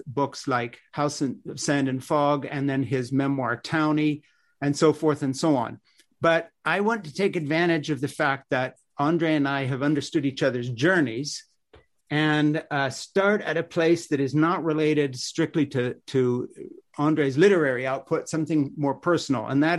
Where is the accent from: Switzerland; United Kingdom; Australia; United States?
Switzerland; I grew up in Switzerland in this little mission compound.